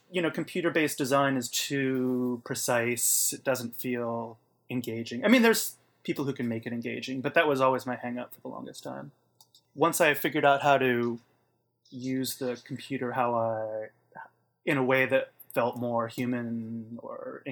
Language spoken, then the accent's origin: English; Portland, United States; Growing up in Portland, like I did